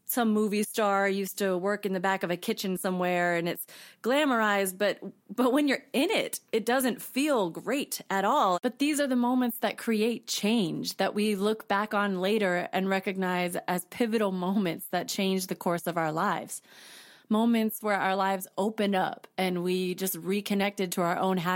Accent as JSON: {"language": "English", "region": "Washington", "country": "United States", "tie": "born or raised there", "also_born_or_lived": "Colorado", "said": "um, so, I was born in Colorado. I grew up mainly in Washington state, and I lived abroad in multiple countries growing up with my parents and my little brother."}